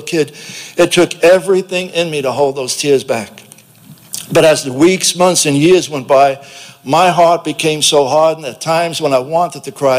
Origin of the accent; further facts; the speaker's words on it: New York City, New York, United States; If you recognize my southern accent, I'm from South Brooklyn